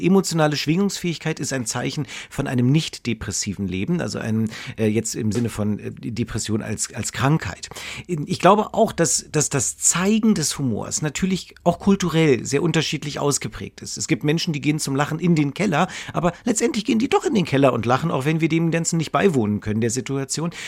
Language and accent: German; Berlin, Germany; ich komme ja, ja aus Berlin